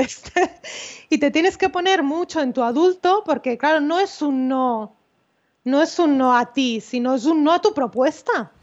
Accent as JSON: {"language": "Spanish", "town": "Malgrat de Mar", "region": "Catalonia", "country": "Spain", "said": "yo tengo un despacho en, en, en mi pueblo, en Malgrat"}